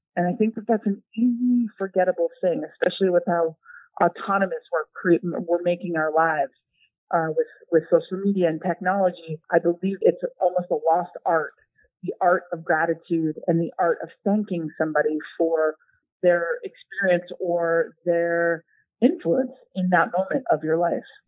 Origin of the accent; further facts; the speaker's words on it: United States; as an American